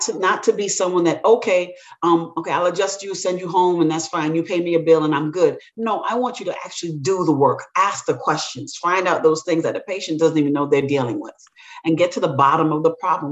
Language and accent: English; New York City, New York, United States; also born or lived in Jamaica / Tuskegee, Alabama; my family is actually from the island of Jamaica my parents immigrated here when I was very young. And we, I grew up in New, Brooklyn, New York